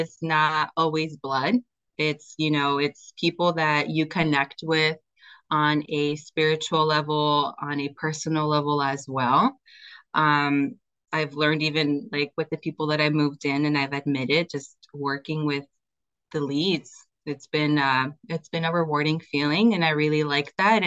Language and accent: English; Oregon, United States; also born or lived in California; I was born in Cali, raised in Oregon